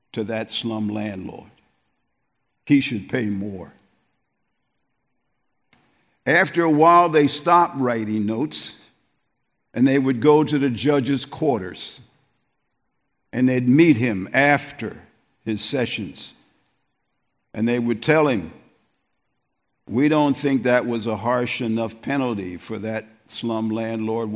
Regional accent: East Coast, United States; moved away; also born or lived in New York area; I'm from the East Coast.

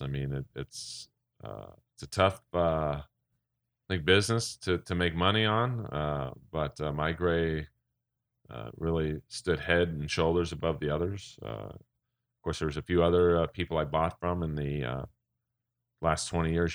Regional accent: Los Angeles, California, United States; I'm actually born and raised in Los Angeles

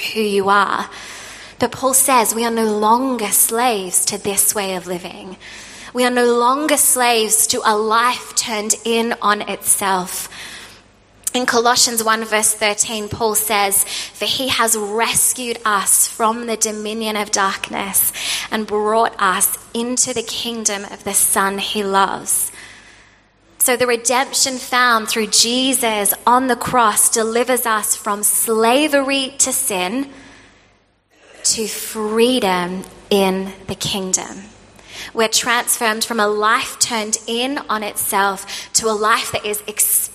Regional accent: Australia; moved away; I'm an Australian

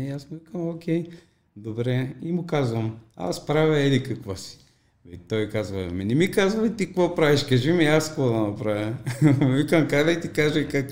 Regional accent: Popovo, Targovishte Province, Bulgaria; тук в моя роден град, в Попово

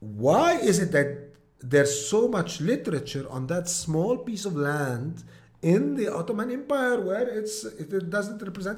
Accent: Mount Lebanon, Lebanon; but I'm a mountaineer from Mount Lebanon. I'm a fillah.

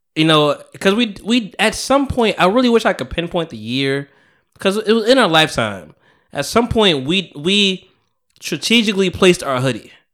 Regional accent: Bogota, New Jersey, United States; now in South Jersey, United States; I went to Bogota, which is my hometown

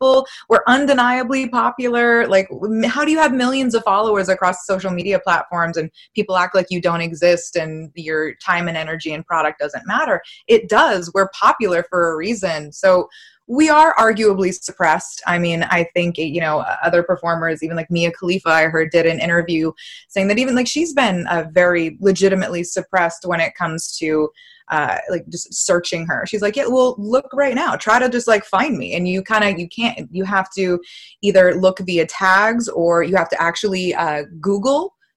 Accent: Massachusetts, United States; I'm from Massachusetts.

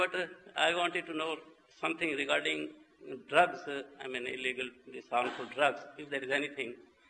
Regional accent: Pakistan; now in United Kingdom; I was born in Pakistan and I got love for Pakistan.

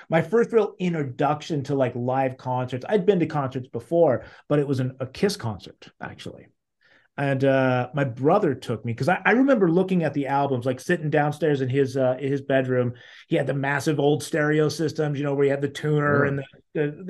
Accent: Salt Lake City, Utah, United States; I grew up in Salt Lake City, Utah, where I still am now

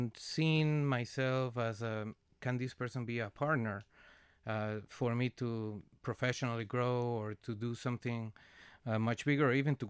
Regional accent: Venezuela; English is a second language; now in Canada; So I am originally from Venezuela, and I'm being in Canada for 18 winters.

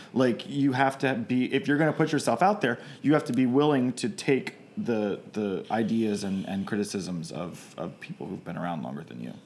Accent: Baltimore, Maryland, United States; I'm from Baltimore

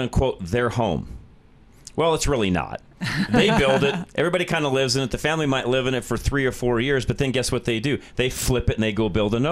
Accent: Denver, Colorado, United States; the Denver area

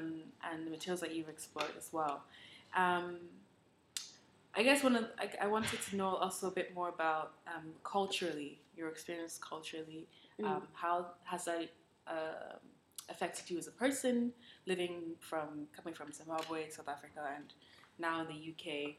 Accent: Canada; moved away as an adult; also born or lived in Ghana; now in United Kingdom; I was born in Ghana, moved to Canada when I was 10.

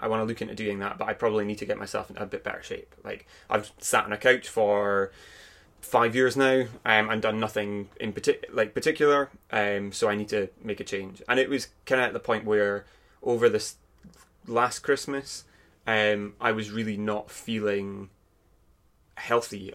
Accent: Aberdeen, Scotland, United Kingdom; I'm from Aberdeen. Um, I've grown up here for my entire life, not really left for any great period of time.

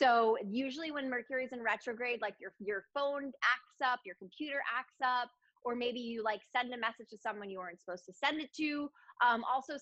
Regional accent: Connecticut, United States; moved away as an adult; also born or lived in Manhattan, New York / Boston, Massachusetts; now in Los Angeles, United States; And then we moved to Connecticut when I was six because of the schools

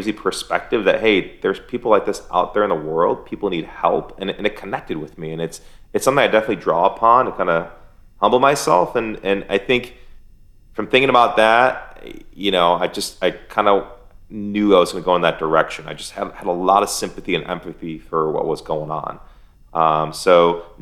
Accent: Michigan, United States; now in Florida, United States; I grew up in America

